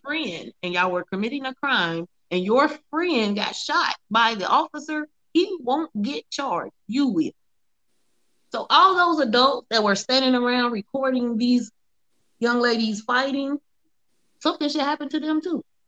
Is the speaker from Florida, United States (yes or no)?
no; Ohio, United States; I'm from Ohio